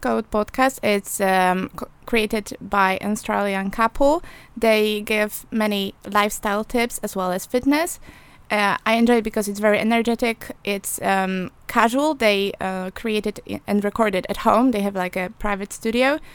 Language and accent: English; Poland; English is a second language; moved away as an adult; now in England; I'm from Poland